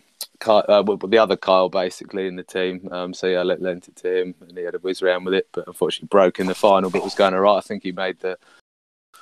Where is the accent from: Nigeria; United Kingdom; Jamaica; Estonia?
United Kingdom; being a Southerner